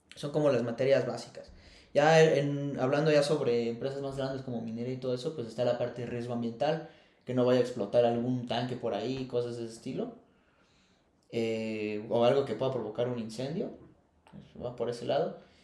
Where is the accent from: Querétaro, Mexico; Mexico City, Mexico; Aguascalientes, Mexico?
Querétaro, Mexico; also born or lived in Feño (unclear, birthplace); Originalmente soy, este, soy de Feño, ahí nací, pero crecí y toda mi infancia la tuve aquí en Querétaro.